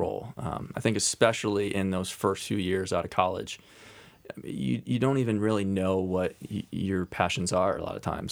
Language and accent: English; Cincinnati, Ohio, United States; also born or lived in Oxford, Ohio; now in Columbus, United States; I grew up in Cincinnati, so I have Ohio roots